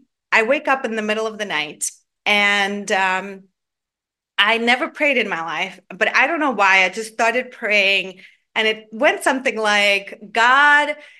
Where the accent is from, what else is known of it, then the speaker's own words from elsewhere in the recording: Georgia; now in Atlanta, United States; I grew up in Georgia, the country in Eastern Europe, not to confuse with the state of Georgia where I live now